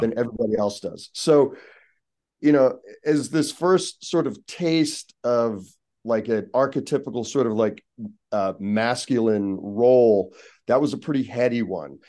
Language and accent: English; Pittsburgh, Pennsylvania, United States; also born or lived in Seattle / Baltimore; now in Los Angeles, United States; growing up in Pittsburgh